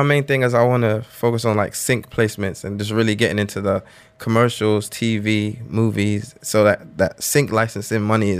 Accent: London, United Kingdom; accent: London; also born or lived in Atlanta; now in Dubai, United Arab Emirates; I'm from London, I'm like the London kid in Atlanta.

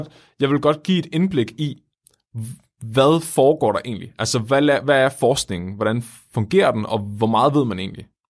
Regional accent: Tåsinge, Southern Denmark, Denmark; Jeg er fra Tåsinge, som er en lille ø, der ligger syd for Svendborg på Fyn

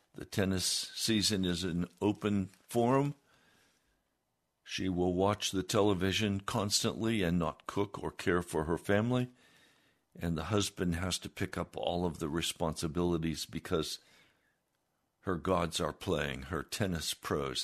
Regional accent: United States

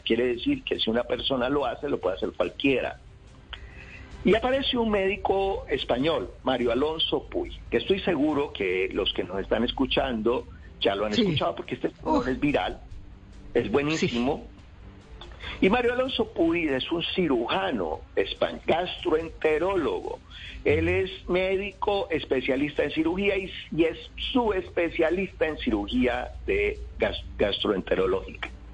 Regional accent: Cali, Valle del Cauca, Colombia; yo llego a Cali, yo soy de Cali

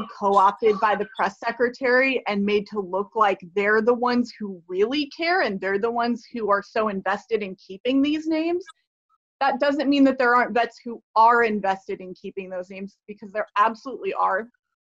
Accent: Fayetteville, North Carolina, United States; I grew up there

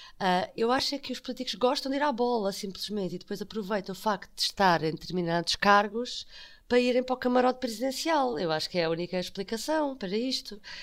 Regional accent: Portugal; eu, como portuguesa

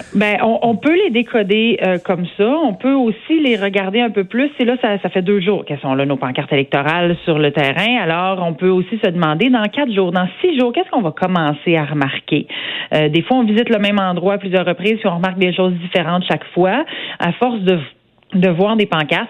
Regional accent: Saint-Georges, Quebec, Canada; je viens d'une région rurale, je suis une fière Beauceronne, je viens de Saint-Georges-de-Beauce

